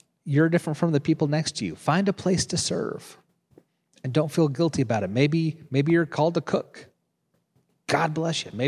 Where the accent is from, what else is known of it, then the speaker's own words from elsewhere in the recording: Nebraska, United States; I was in seminary, and I came from Nebraska. I went to seminary in Kansas City, 3 hours away from where I lived.